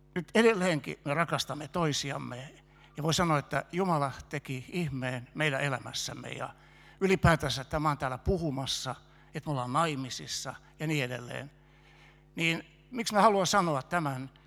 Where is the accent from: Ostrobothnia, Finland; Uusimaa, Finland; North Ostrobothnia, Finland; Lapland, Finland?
Uusimaa, Finland; Helsinki; moved away as an adult; also born or lived in Kokkola; Mä oon helsinkiläinen alun pitäen